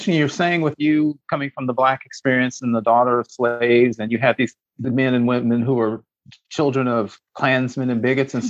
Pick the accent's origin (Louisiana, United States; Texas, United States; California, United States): Texas, United States; I grew up in Texas in the late 60s and early 70s.